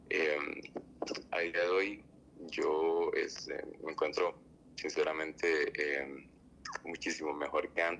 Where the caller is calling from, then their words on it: Costa Rica; soy de Costa Rica.